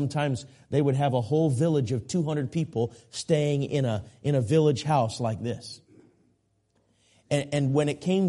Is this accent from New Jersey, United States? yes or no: no; Minneapolis, Minnesota, United States; now raised in Minneapolis, and where I grew up in the Minneapolis-St. Paul area.